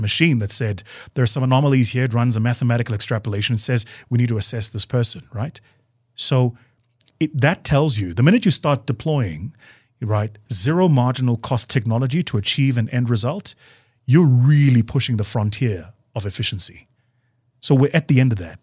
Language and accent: English; South Africa